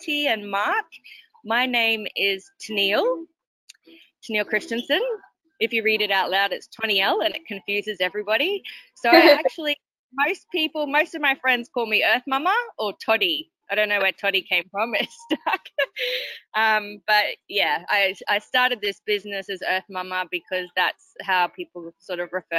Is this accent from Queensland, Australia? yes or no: yes; Townsville, Queensland, Australia; now in Kuranda, Australia; I grew up in Townsville, which is 4 hours south